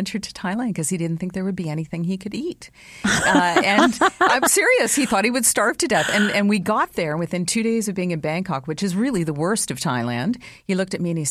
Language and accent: English; London, Ontario, Canada; also born or lived in Toronto; growing up in London, I worked at the airport all through high school and university